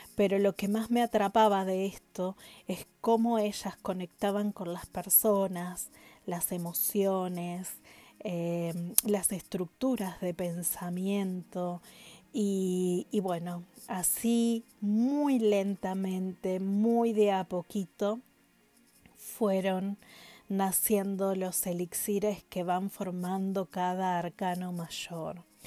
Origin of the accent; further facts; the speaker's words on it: Paraná, Entre Ríos, Argentina; en Entre Ríos, en mi ciudad, mi pueblo natal, en Paraná, justamente, en mi ciudad natal